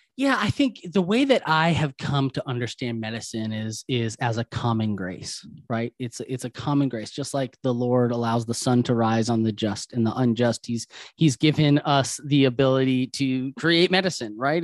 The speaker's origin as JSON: {"language": "English", "region": "Wisconsin", "country": "United States", "moved": "yes", "said": "I'm originally from Wisconsin, right? So Tommy Thompson was my governor for so many years."}